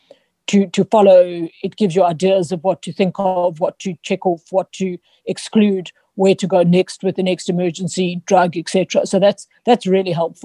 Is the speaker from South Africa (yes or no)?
yes; Johannesburg, Gauteng, South Africa; I was born in Joburg. Spent quite a lot of time in a farm, well, on a farm that we farmed avos. But essentially, I grew up in Joburg.